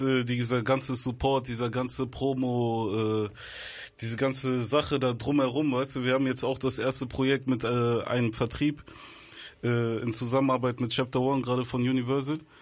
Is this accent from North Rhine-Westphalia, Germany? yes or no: yes; Bonn, North Rhine-Westphalia, Germany; Ich komme aus Biodoppeland, Bonn-Medinghoven